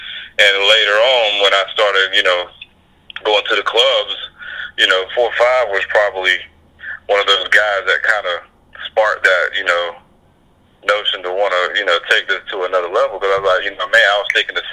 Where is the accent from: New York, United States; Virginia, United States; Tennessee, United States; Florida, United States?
Florida, United States; Palatka; moved away as an adult; also born or lived in Jacksonville, Florida; I'm Putnam County, Palatka, Florida. You know, just an hour from there is pretty much, you know, the small town. You know, grew up a little country boy on a dirt road